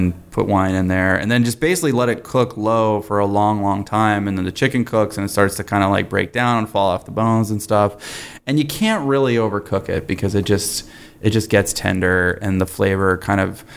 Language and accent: English; the South, United States; I'm from the South